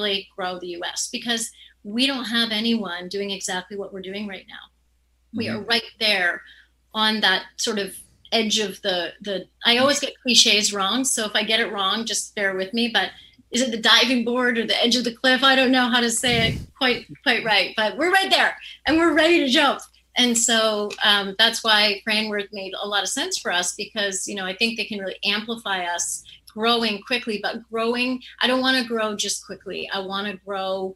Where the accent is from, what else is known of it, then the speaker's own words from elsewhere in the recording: Canada; I'm Canadian